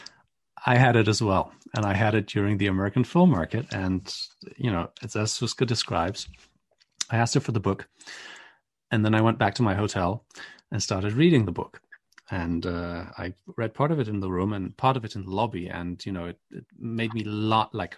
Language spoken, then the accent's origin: English; Poland; I'm from Poland, grew up Catholic